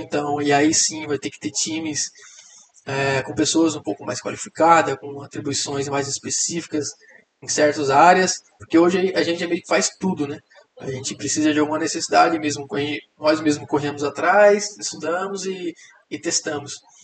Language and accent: Portuguese; interior of Mato Grosso, Brazil; moved away; eu vim do interior do Mato Grosso, né, uma cidade muito pequena